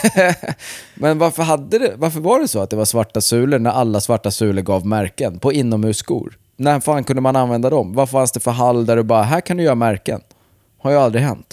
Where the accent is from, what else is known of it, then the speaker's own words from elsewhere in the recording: Vingåker, Södermanland, Sweden; moved away; Det var väl typ från mellanstadiet fram till jag flyttade från Vingåker